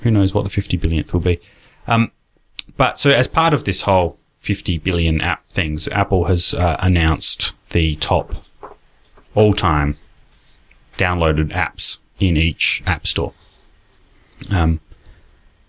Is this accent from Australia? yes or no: yes; Australia; accent: Australian; also born or lived in United States; I lived in the States for a couple of years in primary school, in what's it called? Elementary school. And they made fun of my Australian accent.